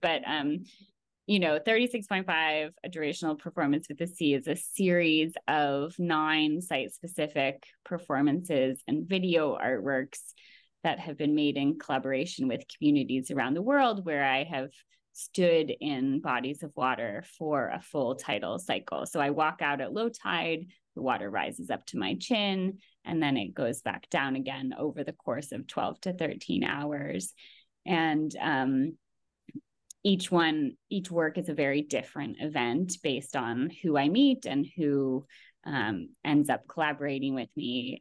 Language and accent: English; Bay Area, California, United States; I grew up in the Bay Area in California